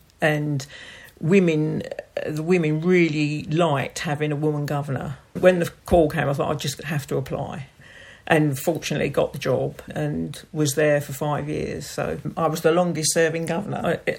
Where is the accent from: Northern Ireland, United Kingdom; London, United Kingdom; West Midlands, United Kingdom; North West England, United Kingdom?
London, United Kingdom; now in Tisbury, United Kingdom; From London.